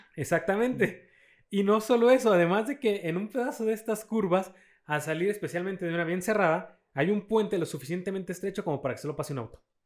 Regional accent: Mexico; somos clase media mexicanos

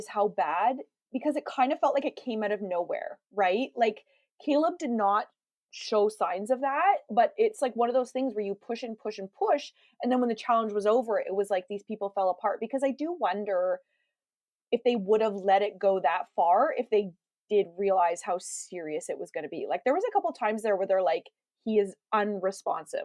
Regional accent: Canada; I'm Canadian

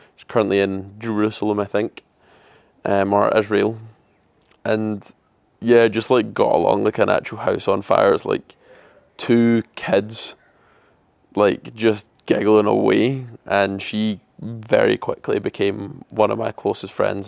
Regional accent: Scotland, United Kingdom; moved away as an adult; also born or lived in Glasgow; now in Melbourne, Australia; I'm Scottish and I'm in Melbourne, Australia just now as well, so I've been away from home for around a year now

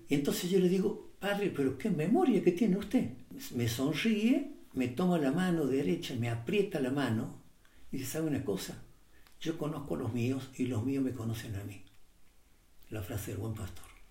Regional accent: Córdoba, Argentina; moved away as an adult; Padre, de Córdoba.

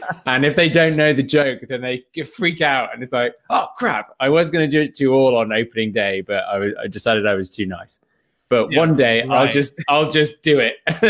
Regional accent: England, United Kingdom; I am English as the queen, I'll have you know.

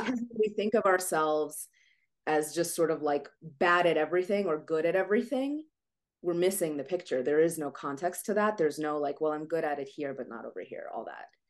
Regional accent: Ukraine; moved away; i was born in Ukraine

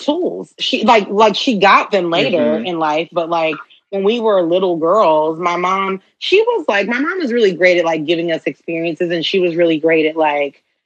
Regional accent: Houston, Texas, United States; I'm from Houston

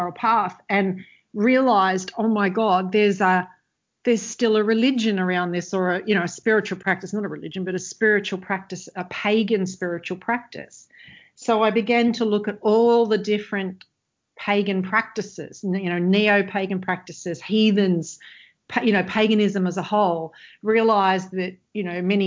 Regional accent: Australia; I come from Australia, which at the time, you know, is very sort of white bread, Christian

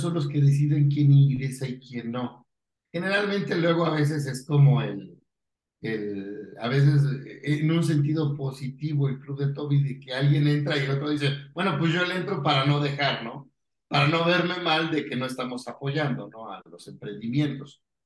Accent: Pachuca, Hidalgo, Mexico; Yo soy de Pachuca, tengo unos coworking institutos en Pachuca

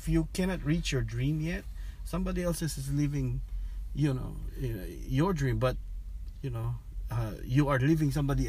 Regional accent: Philippines; moved away as an adult; now in California, United States; my dad's side, I grew up there in the Philippines, but my mom's side is here.

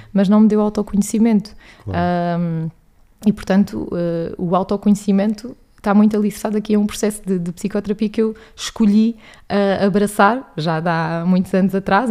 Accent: Alentejo, Portugal; moved away as an adult; now in Lisbon, Portugal; sou natural do Alentejo

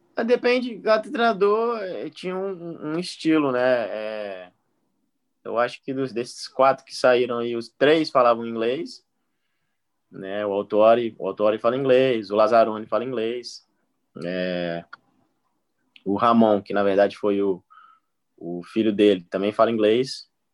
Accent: Palmas, Tocantins, Brazil; moved away

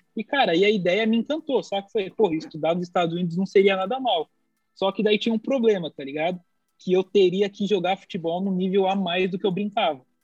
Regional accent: São Paulo, Brazil; now in United States; vim de São Paulo pro Rio de Janeiro

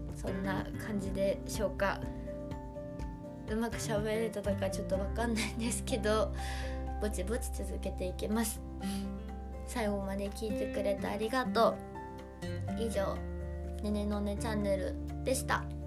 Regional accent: Hokkaido, Japan; now in Tokyo, Japan; 私北海道出身なんですけど

